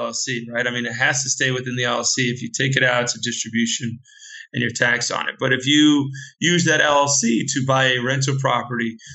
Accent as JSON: {"language": "English", "country": "United States", "said": "I'm a US expert and US guy."}